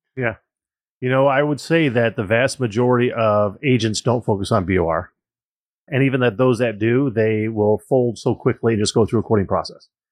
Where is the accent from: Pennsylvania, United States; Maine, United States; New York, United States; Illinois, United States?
Illinois, United States; Joliet; I was born and raised in Joliet, Illinois